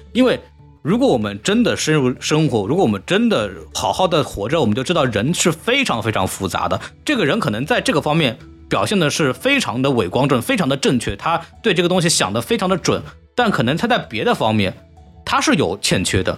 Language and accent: Chinese; China; moved away as an adult; also born or lived in United States; 我们作为中国人